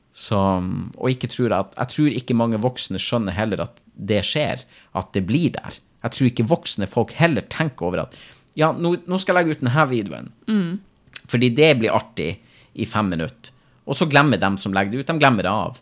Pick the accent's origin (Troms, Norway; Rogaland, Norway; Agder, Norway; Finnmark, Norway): Finnmark, Norway; Men nå er jeg fra Finnmark